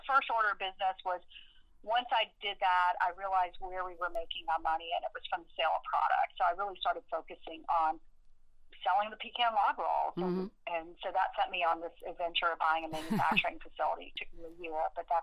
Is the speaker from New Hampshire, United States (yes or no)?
no; Middle Georgia, United States; I'm from Middle Georgia